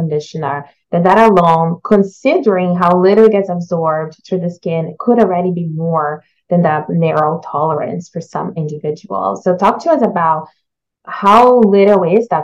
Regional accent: Brazil; now in Canada; As a child growing up in Brazil

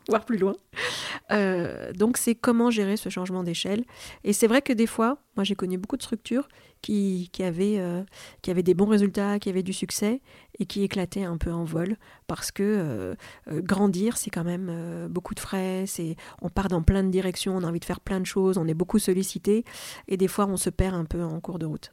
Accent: France; French is a second language; also born or lived in Algeria; je suis née en Algérie, je suis née en France quand j'avais deux ans, donc c'était quand même un, déracinement. Hein. Je suis arrivée en maternelle, je parlais pas le français

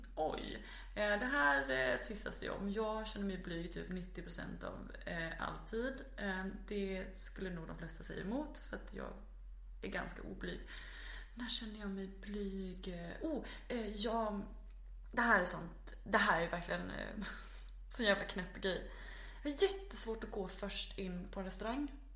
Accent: Växjö, Kronoberg County, Sweden; now in Malmö, Sweden; jag är född i ehm, Växjö som ligger i ja, centrala Småland. Jag är uppvuxen strax utanför Växjö

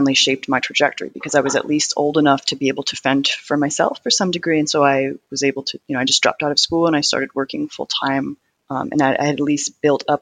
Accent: Gresham, Oregon, United States; I grew up in Portland, Oregon, poorer suburb called Gresham.

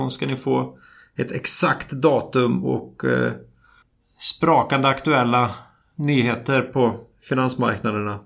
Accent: Sweden; vi är svenskar

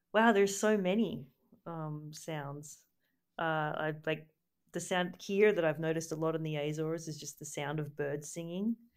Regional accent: Gold Coast, Queensland, Australia; moved away as an adult; I grew up on the Gold Coast

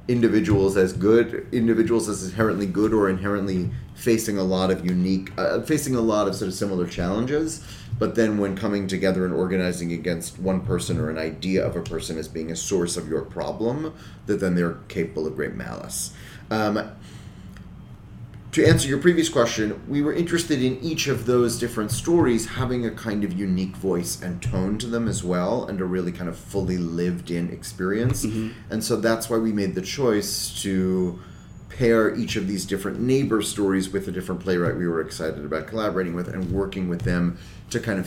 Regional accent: New York, United States; I grew up in New York

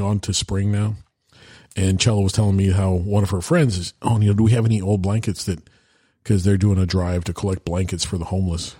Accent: Iowa, United States; I grew up in Iowa

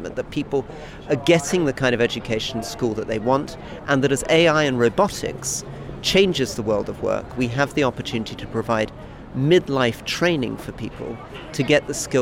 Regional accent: Scotland, United Kingdom; me as a Scot

